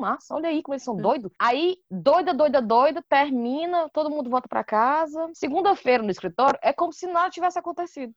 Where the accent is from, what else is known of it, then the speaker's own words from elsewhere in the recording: Brazil; moved away as an adult; also born or lived in England; now in United Kingdom; eu sou do Brasil